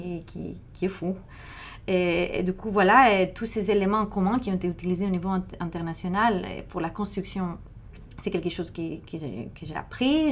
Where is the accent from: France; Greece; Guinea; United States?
Greece; Thessaloniki, Central Macedonia; moved away; moi, j'ai grandi à Thessalonique, en Grèce